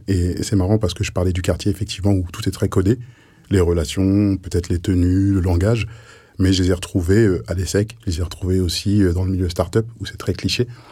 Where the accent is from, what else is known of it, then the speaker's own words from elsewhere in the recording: France; je suis né ici, j'ai mon histoire en France